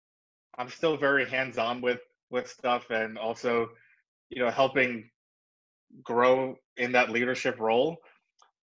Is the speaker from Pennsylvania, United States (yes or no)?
no; New York City, New York, United States; moved away as an adult; also born or lived in Atlanta / Boston / Los Angeles; born and raised in New York. So I grew up in Brooklyn.